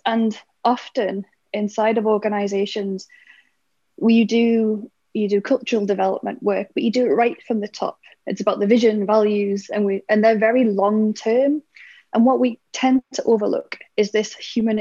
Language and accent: English; United Kingdom; I'm British